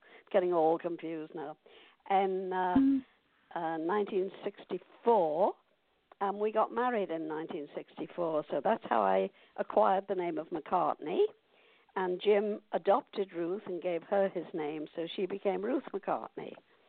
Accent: Liverpool, North West England, United Kingdom; I grew up on Merseyside, Liverpool mostly.

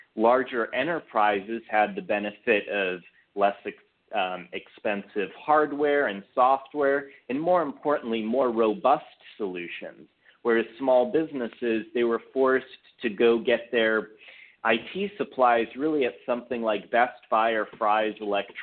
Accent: Redwood City, California, United States; moved away as an adult; now in Los Angeles area, United States; I grew up originally in Silicon Valley in a small town called Redwood City that's not so small anymore.

